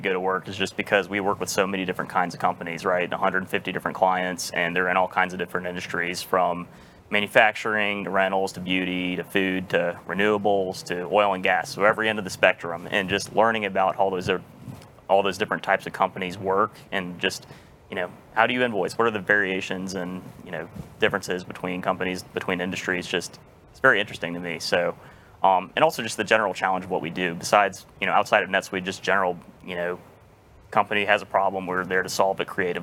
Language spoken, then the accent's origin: English; Memphis, Tennessee, United States; moved away as an adult; also born or lived in South Carolina; now in Texas, United States; born and raised in Memphis